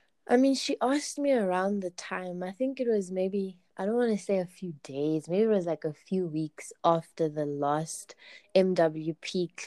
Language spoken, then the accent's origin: English; Kempton Park, Gauteng, South Africa; I'm from Glen Marais in Kempton Park, also like in Joburg, it's in Joburg, the East Strand.